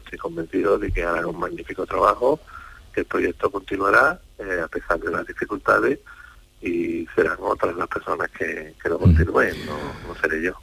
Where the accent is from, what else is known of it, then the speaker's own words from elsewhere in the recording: Andalusia, Spain; soy andaluz